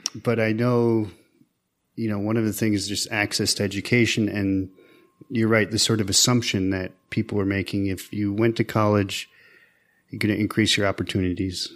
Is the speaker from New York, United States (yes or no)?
yes; Tuscarora Reservation, Western New York, United States; I'm from Tuscarora. I'm a citizen of the Tuscarora Nation. Uh, this is out in, right now, Western New York, um, near Niagara Falls. Um, I grew up, uh, you know, on the reservation